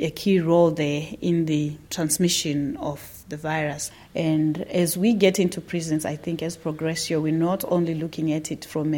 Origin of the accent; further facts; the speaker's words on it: Zimbabwe; I'm from Zimbabwe